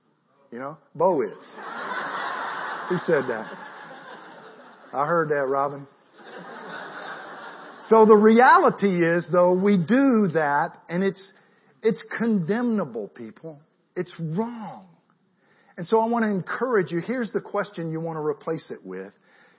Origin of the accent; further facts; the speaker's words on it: Marietta, United States; I'm from Marietta.